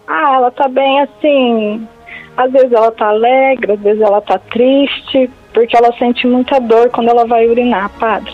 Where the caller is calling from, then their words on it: Nova Ubiratã, Mato Grosso, Brazil; Eu falo de Nova Ubiratã, Mato Grosso